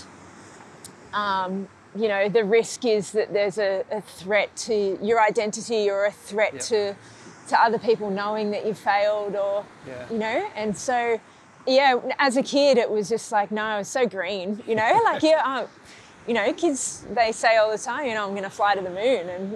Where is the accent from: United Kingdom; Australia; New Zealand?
Australia; Grays Point, New South Wales; where I grew up in Grays Point